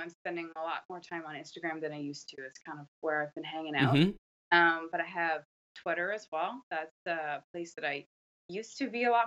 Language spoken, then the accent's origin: English; Canada; I'm Canadian